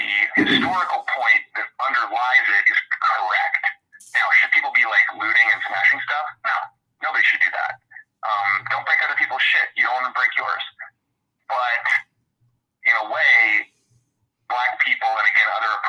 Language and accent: English; Texas, United States; moved away; I'm from Texas originally